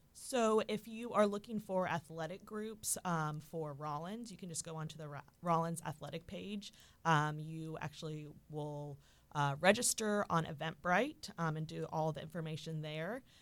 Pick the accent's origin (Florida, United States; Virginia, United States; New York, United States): Florida, United States; Orlando; also born or lived in Mississippi; I was born and raised here in Orlando